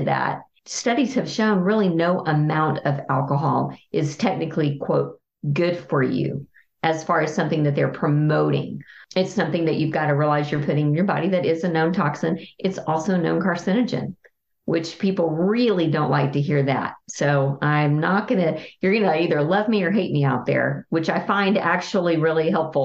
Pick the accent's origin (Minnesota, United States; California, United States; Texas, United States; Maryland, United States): Texas, United States; I'm a Texan